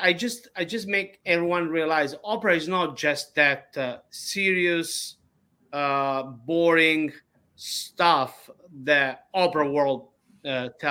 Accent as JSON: {"language": "English", "town": "Ragusa", "region": "Sicily", "country": "Italy", "tie": "born or raised there", "second_language": "English", "moved": "yes", "said": "I was born in Ragusa, Sicily"}